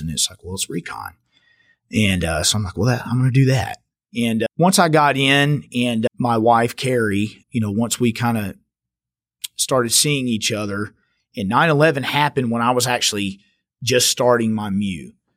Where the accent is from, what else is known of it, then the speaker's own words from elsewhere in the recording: Richland Hills, Texas, United States; I grew up here, right here, just outside of Fort Worth, Richland Hills